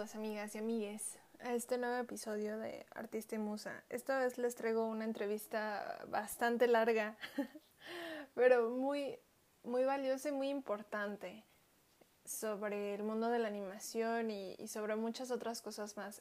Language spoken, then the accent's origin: Spanish; Chiapas, Mexico; moved away; soy de Chiapas, yo nací en Chiapas